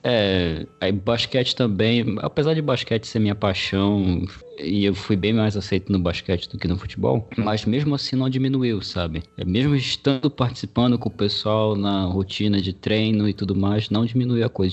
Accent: Belém, Pará, Brazil; Eu sou paraense, moro no Pará. Belém do Pará, especificamente a capital.

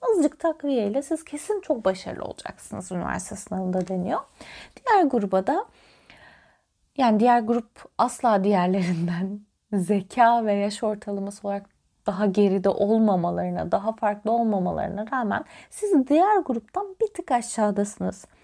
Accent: Sivas Province, Turkey; Mesela ben çok karşılaşırım. Sivaslıyım ben. İstanbul'un bilmem ne kadarı Sivaslıdır.

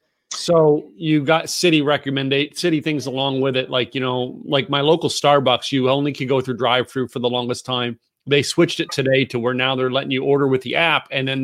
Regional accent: the Poconos, Pennsylvania, United States; I grew up in the Poconos

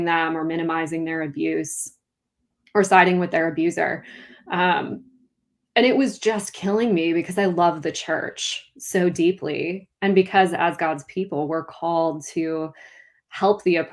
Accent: Duluth, Minnesota, United States; now in south of the Twin Cities, Minnesota, United States; my hometown of Duluth

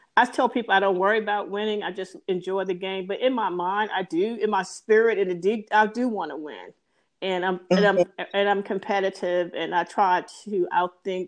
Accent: Danville, Virginia, United States; also born or lived in DC, Maryland, Virginia area; now in DC area, United States; a little girl growing up in Danville

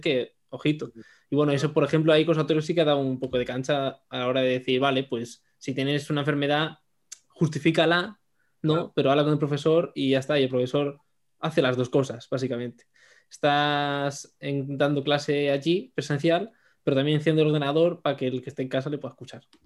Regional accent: Madrid, Community of Madrid, Spain; moved away as an adult; now in Badajoz, Spain; soy de Madrid

